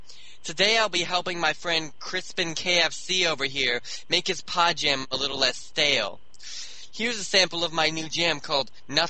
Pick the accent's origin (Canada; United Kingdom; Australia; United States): Canada; Toronto, Ontario; Well, I was born and raised in Toronto, and my mother raised me in a pretty cramped apartment